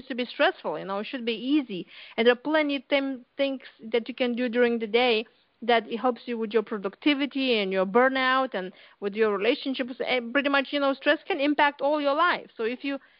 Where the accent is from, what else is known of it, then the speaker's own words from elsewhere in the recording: Lithuania; English is a second language; moved away as an adult; now in United States; I came here to U.S. 20 years ago from Lithuania